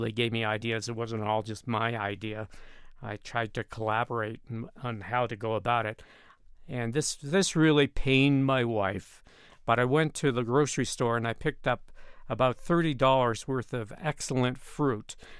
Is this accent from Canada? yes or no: yes; Canada; moved away as an adult; now in Colorado Springs, United States; I grew up in Canada